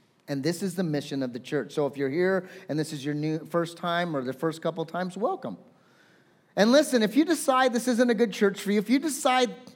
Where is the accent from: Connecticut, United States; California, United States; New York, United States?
California, United States; I'm a Californian.